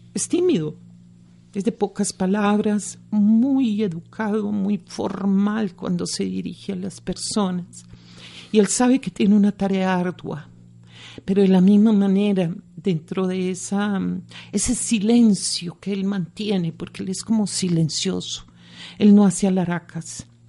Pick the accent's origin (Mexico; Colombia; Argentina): Colombia; Medellín, Antioquia; Yo soy nacida en Medellín